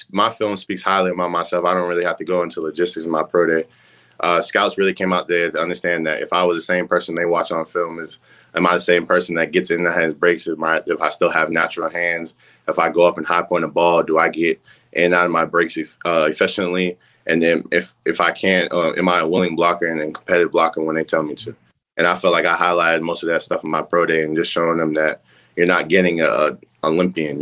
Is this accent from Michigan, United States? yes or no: no; Massachusetts, United States; moved away as an adult; I'm from up north. I'm from Massachusetts